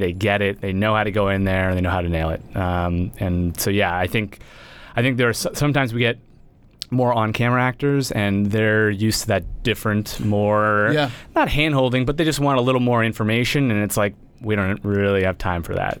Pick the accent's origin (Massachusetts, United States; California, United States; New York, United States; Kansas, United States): Massachusetts, United States; Sudbury; A little town called Sudbury, Massachusetts.